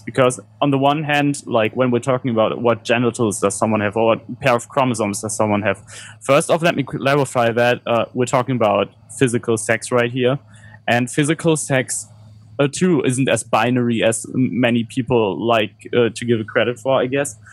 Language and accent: English; Germany; growing up in Germany